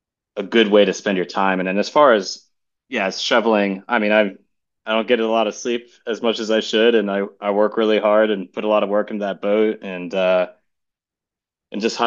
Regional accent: Charleston, South Carolina, United States; I'm from South Carolina in Charleston.

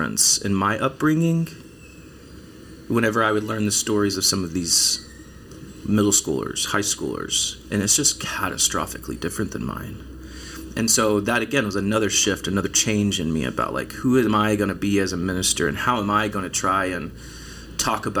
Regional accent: East Texas, United States; moved away as an adult; also born or lived in Belton, Texas; born and raised in East Texas

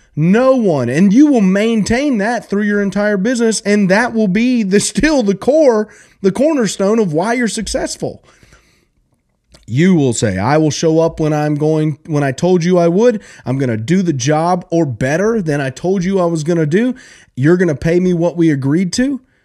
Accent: South Alabama, United States; I grew up in South Alabama

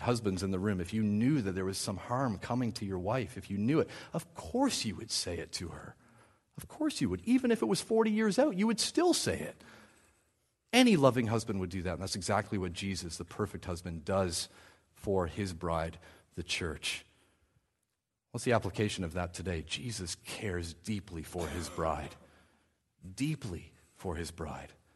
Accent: New Brunswick, Canada; I grew up in New Brunswick

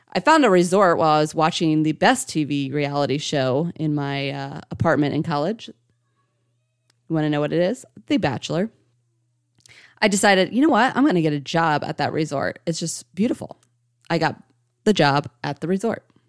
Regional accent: St. Marys, Ohio, United States; now in Indianapolis, United States; Originally, I was born and raised in Saint Mary's, Ohio, and I currently reside in Indianapolis, Indiana

